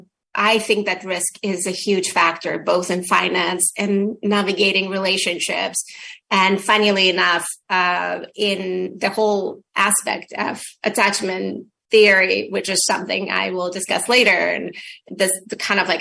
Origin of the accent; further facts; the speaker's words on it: Ukraine; moved away; if you asked me a couple of years ago, I would say that I come from the Soviet Union, but today I say that I'm from Ukraine